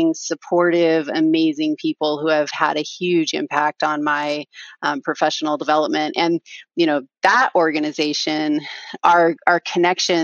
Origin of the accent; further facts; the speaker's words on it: Southern Oregon, United States; I grew up in Southern Oregon, east of the Cascades.